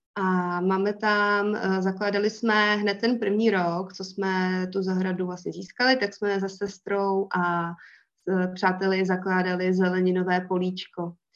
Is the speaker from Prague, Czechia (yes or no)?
no; Most, Ústí nad Labem Region, Czechia; pocházím z Mostu, ze severních Čech